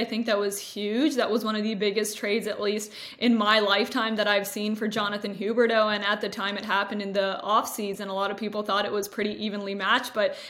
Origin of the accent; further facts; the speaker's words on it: Toronto, Ontario, Canada; Rubbing salt in the wound a little bit because I'm from Toronto. So hearing that Canada's not in it for 30 years now still causing me a little bit of pain.